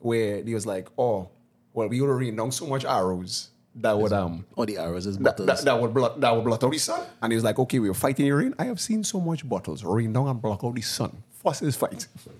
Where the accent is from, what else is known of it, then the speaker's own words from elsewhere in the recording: Port of Spain, Trinidad & Tobago; also born or lived in East West Corridor; I'm from Port of Spain.